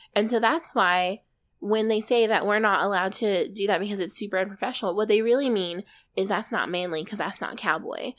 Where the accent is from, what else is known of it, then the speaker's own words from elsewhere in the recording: Arizona, United States; we're from Arizona